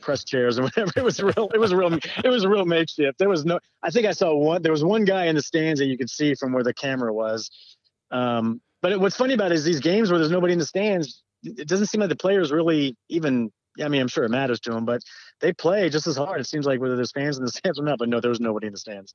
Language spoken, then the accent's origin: English; Southern California, United States; I grew up in Southern California